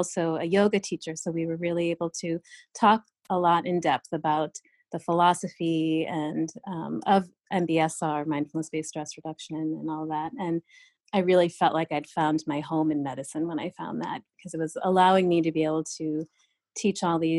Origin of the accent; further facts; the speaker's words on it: New York, United States; when I was growing up as an Indian kid in this small town in upstate New York